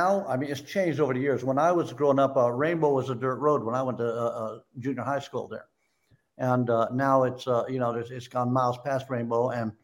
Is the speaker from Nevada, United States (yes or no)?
yes; Las Vegas, Nevada, United States; also born or lived in Lake Tahoe; Vegas, my hometown. Born and raised all my life there.